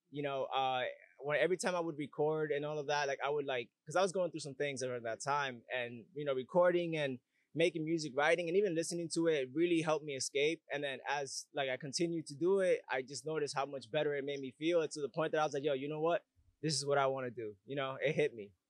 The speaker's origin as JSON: {"language": "English", "town": "Bronx", "region": "New York", "country": "United States", "tie": "born or raised there", "said": "Yeah, I'm from the Bronx actually. I was born in New York, born and raised. And that, but I moved around a lot though, so my sound changed because I moved way too much."}